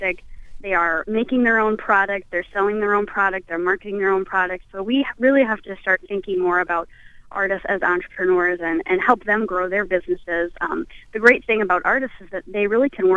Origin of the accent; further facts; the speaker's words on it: Lanesboro, Minnesota, United States; I grew up in Lanesboro